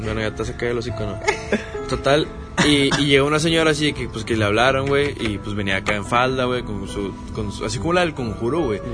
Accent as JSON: {"language": "Spanish", "town": "Salinas Victoria", "region": "Nuevo León", "country": "Mexico", "tie": "born or raised there", "said": "En mi tierra natal, Salinas Victoria"}